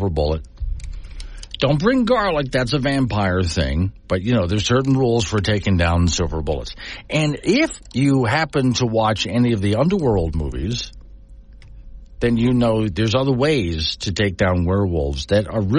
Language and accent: English; Sanibel, Florida, United States; now in Wyoming, United States; my hometown of Sanibel Island